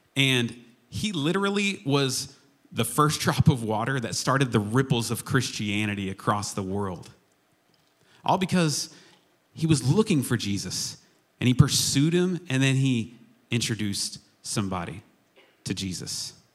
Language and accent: English; Chickasha, Oklahoma, United States; growing up in Chickasha, Oklahoma, I was affectionately referred to many, many times as Jillian's little brother.